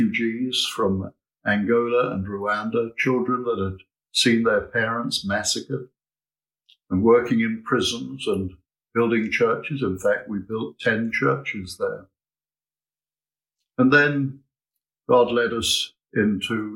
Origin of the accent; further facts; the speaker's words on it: Southampton, South East England, United Kingdom; I grew up here in Southampton in a place called Hollybrook Homes, just off the Winchester Road